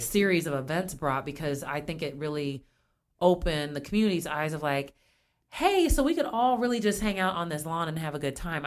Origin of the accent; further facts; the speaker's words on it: Springfield, United States; I grew up here in Springfield